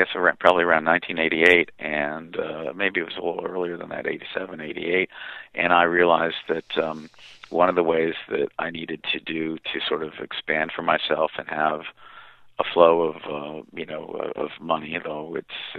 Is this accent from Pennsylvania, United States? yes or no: yes; Pennsylvania, United States; moved away; also born or lived in New York City; where I grew up out in Pennsylvania